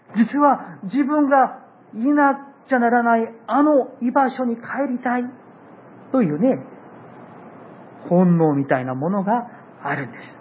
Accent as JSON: {"language": "Japanese", "country": "South Korea", "tie": "born or raised there", "moved": "yes", "lives_now": "Japan", "said": "私の、あの韓国の、えー、まあ、私にもふるさとがある"}